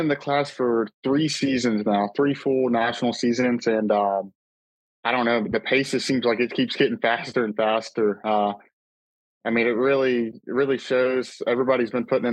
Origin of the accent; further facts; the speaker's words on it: Florida, United States; I'm from Florida